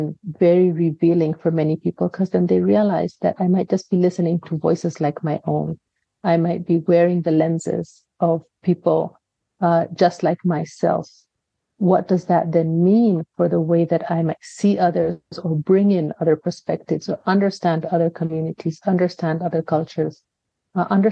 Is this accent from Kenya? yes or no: yes; Kenya; I have a Kenyan father, I have an American mother, but I was raised in Kenya